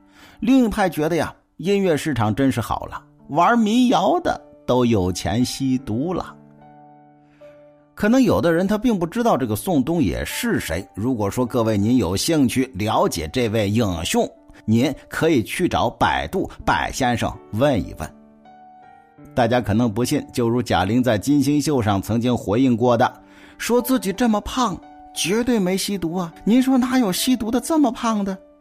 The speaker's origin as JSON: {"language": "Chinese", "country": "China", "said": "其实说白了，就是对我们中国人的仇视"}